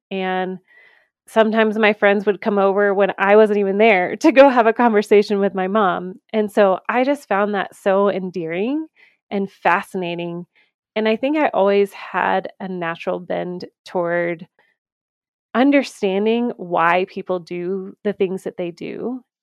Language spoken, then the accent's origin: English; Georgia, United States; moved away as an adult; also born or lived in Saint Augustine, Florida; now in Colorado, United States; I grew up in Georgia, um, you know, go Bulldogs right here